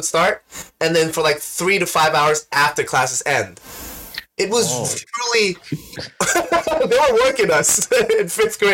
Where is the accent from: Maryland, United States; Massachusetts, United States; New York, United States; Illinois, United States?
New York, United States; New York City; accent: Queens; I was born and raised in Queens.